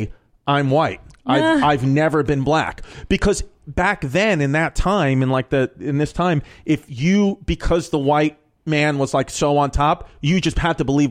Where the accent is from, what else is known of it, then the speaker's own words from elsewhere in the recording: New York, United States; I'm from New York